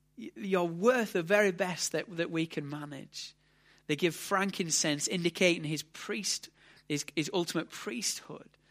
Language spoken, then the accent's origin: English; United Kingdom; we're British